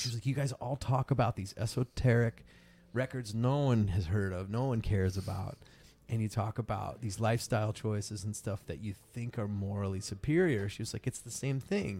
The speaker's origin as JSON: {"language": "English", "region": "East Coast of the US", "country": "United States", "moved": "as an adult", "lives_now": "California, United States", "said": "I'm from the East Coast of, of, of the U S"}